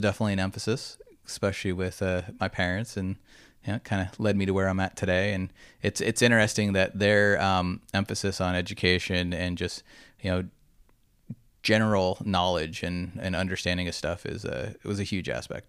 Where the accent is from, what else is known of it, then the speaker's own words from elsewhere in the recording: Huntington Beach, California, United States; moved away as an adult; also born or lived in Dana Point / Tucson / Los Angeles; So I'm from Orange County, just an hour and 20 minutes north. Grew up in Huntington Beach and then Dana Point, and went away for school for 4 years in Arizona, University of Arizona, so down in Tucson.